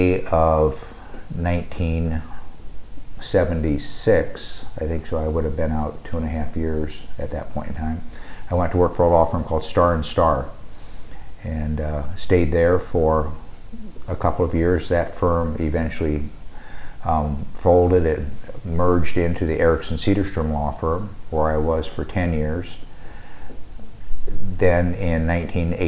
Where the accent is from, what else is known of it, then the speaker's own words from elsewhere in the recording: Sioux City, Iowa, United States; moved away as an adult; now in Omaha, United States; I grew up in Sioux City, Iowa, and graduated from high school in Sioux City.